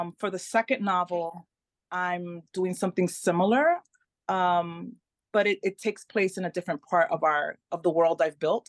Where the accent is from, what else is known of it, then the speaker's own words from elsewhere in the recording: New York, United States; first language Spanish; English is a second language; moved away as an adult; also born or lived in Melbourne, Florida; now in Tampa, United States; I was born in New York, raised in New York, but we live in Florida.